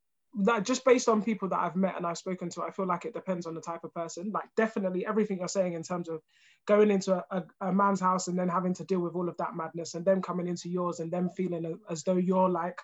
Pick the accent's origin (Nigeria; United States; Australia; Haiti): Nigeria; now in United Kingdom; I was born in Nigeria as well